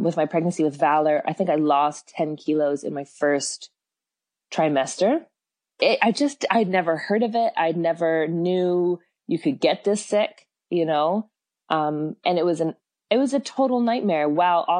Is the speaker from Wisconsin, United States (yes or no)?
no; San Francisco, California, United States; now in Auckland, New Zealand; I'm from San Francisco originally, but I've been in New Zealand for like 20 years